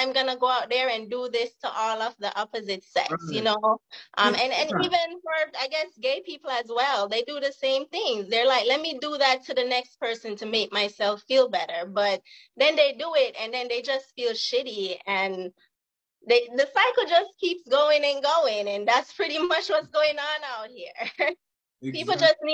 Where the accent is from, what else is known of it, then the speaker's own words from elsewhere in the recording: Jamaica; now in California, United States; I'm from the hood in Jamaica